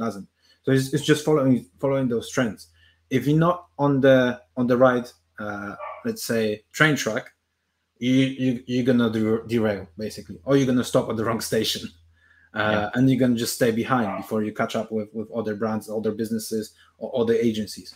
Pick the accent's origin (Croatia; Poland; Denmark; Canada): Poland; now in United Kingdom; I'm based in the UK and I'm originally from Poland